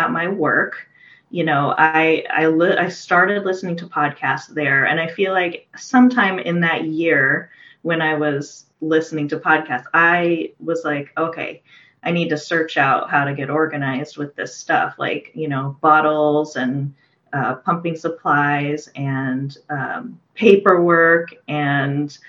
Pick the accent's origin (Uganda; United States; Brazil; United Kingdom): United States; Portland, Oregon; moved away as an adult; now in Redmond, United States; from Portland, Oregon. So I'd lived there for most of my life